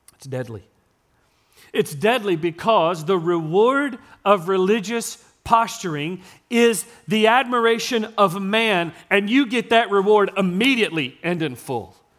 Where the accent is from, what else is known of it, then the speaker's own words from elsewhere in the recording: Gilmer, Texas, United States; accent: East Texas; I was born and raised in East Texas. I told you, I was born in Gilmer.